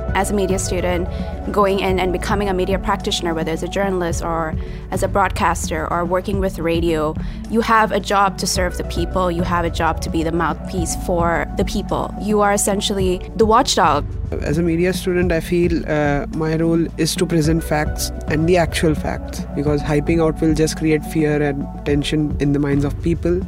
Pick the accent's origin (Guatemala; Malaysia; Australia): Australia; we, as Australian citizens